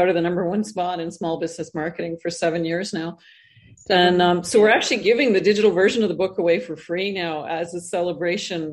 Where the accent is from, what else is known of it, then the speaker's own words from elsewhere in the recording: Canada; moved away as an adult; now in Costa Rica; I'm originally Canadian, I'm now living in Costa Rica